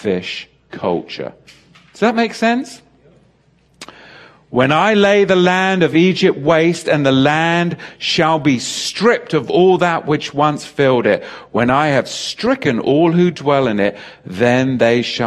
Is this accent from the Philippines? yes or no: no; England, United Kingdom; I grew up in England, as you know, with the Church of England school system